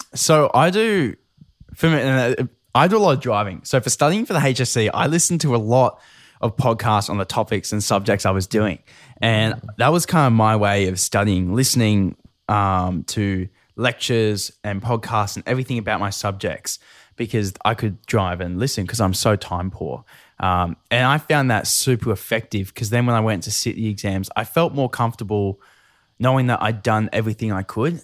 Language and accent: English; Newcastle, New South Wales, Australia; I grew up in Newcastle